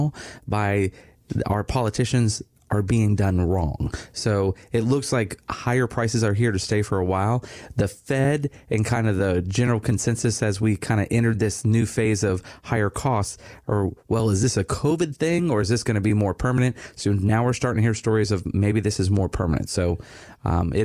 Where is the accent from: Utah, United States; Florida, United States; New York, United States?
Florida, United States; Satellite Beach; My dad's still in the house that I grew up in here in Satellite Beach